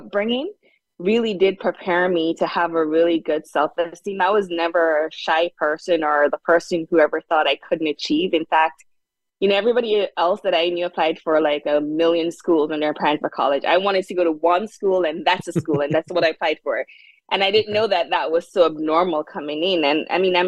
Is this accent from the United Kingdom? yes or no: no; Jamaica; moved away as an adult; also born or lived in South Hadley, Massachusetts; now in United States; I grew up in Jamaica. And when I came to the US